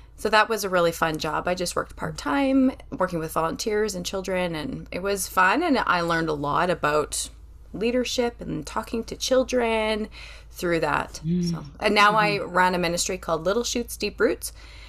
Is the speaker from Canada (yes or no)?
yes; Western Canada, Canada; Yeah. I have a different accent. I come from Western Canada. I try not to say the word A, but if you hear it, please excuse me.